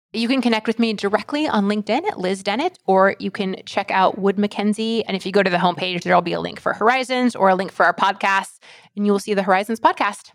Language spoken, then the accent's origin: English; rural Alaska, United States; I'm from Alaska, and my spice, my heat tolerance is that of someone that was raised in rural Alaska